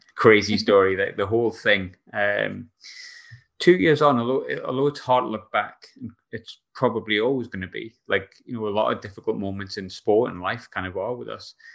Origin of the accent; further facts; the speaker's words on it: England, United Kingdom; now in Glasgow, United Kingdom; I'm also English.